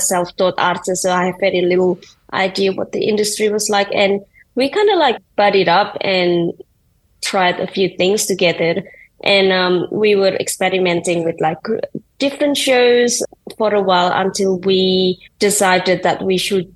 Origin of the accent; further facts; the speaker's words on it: Indonesia; moved away; I grew up in Indonesia and I had very little understanding of what design is, let alone art.